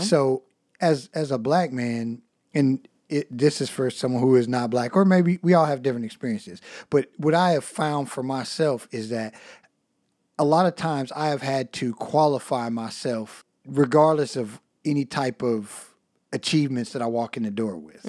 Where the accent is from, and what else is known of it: United States